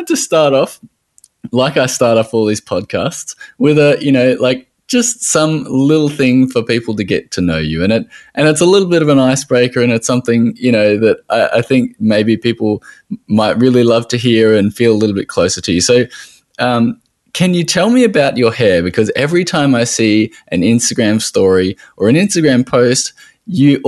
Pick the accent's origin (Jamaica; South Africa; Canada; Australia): Australia